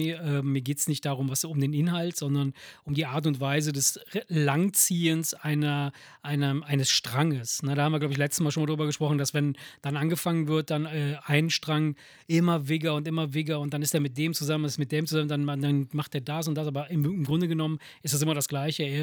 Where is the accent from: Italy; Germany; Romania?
Italy; moved away; bei uns in Italien